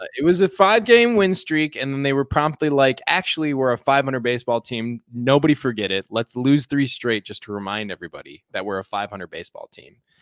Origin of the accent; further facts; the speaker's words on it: Chicago suburbs, Illinois, United States; I was taking the Metro back to my hometown